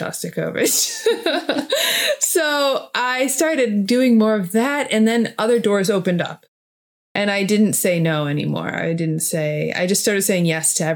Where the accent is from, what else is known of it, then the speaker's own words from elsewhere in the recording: United States; I'm just American. You know, at the end of the day, even though I have European roots